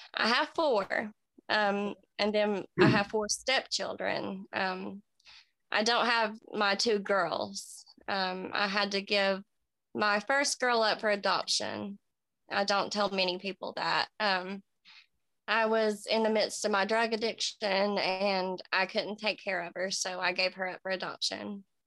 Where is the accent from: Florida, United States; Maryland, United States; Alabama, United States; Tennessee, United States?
Tennessee, United States; Kingsport; I was born in Kingsport, Tennessee. I'm 34. Um, just a small town girl